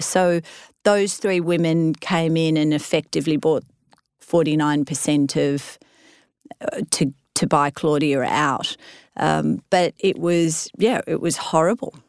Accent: Australia; moved away as an adult; now in United States; I was an Aussie transplanted into the US

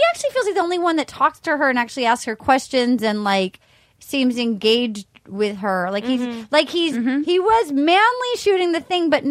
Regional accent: Rhode Island, United States; I'm from Rhode Island

